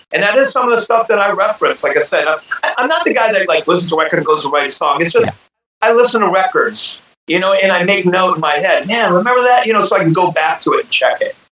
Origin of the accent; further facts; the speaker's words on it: Ohio, United States; i grew up in Ohio